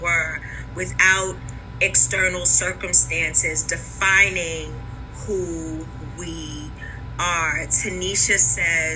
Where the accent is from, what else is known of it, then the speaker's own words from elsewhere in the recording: New York City, New York, United States; When I was growing up, I grew up in Wagner Projects in Harlem